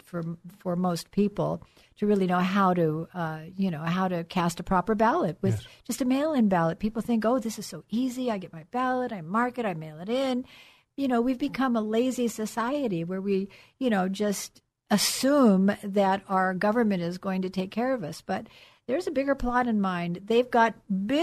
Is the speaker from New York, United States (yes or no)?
no; California, United States; California, of course, being my home state